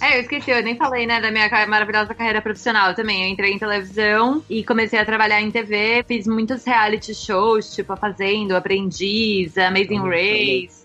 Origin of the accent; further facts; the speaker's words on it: São Paulo, Brazil; also born or lived in Los Angeles; Eu sou de São Paulo, capital